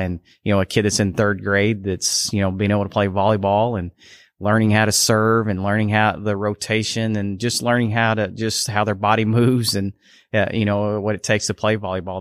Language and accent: English; Canton, Texas, United States; I'm originally from Canton